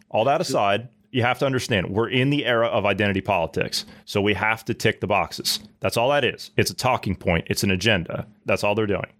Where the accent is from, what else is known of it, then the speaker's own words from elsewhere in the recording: Midwest, United States; I grew up in the Midwest.